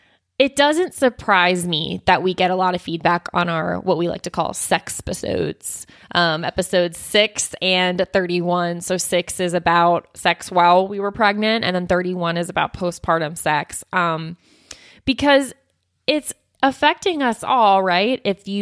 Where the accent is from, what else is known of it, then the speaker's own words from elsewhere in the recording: New Zealand; I'm from New Zealand